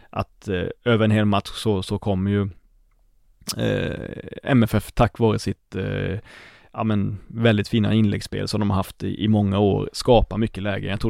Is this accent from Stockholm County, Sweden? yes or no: no; Blekinge, Sweden; man kan ju tro på min dialekt att jag, att jag liksom talar i egen sak, men jag kommer från Blekinge